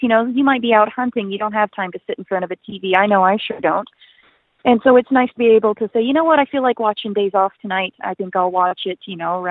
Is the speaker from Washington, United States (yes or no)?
no; Western Tennessee, United States; now in Alberta, Canada; I grew up in Western Tennessee